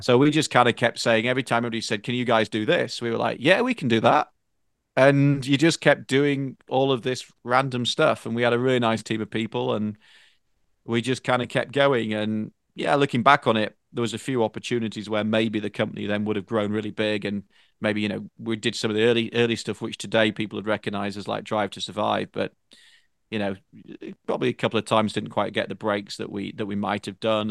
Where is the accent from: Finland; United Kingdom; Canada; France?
United Kingdom; Northern England; moved away as an adult; now in United States; where I grew up in Northern Eng-, in, in Northern England in particular